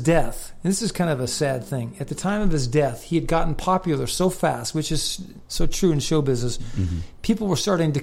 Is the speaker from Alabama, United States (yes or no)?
no; California, United States; I'm from California.